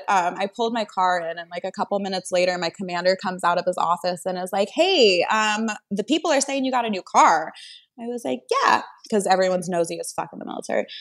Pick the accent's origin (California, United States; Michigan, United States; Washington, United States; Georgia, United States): Washington, United States; moved away; I'm from Washington State, so I had like Washington raised me